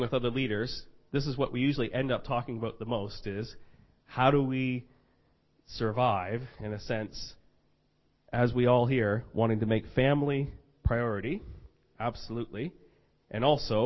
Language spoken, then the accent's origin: English; Fredericton, New Brunswick, Canada; I'm from Fredericton, New Brunswick, Canada.